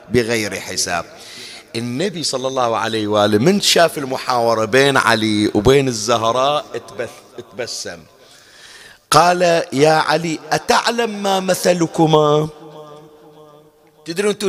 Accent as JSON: {"language": "Arabic", "country": "Bahrain", "said": "الجفنه ما ادري احنا شو نسميها عندنا بالبحرين"}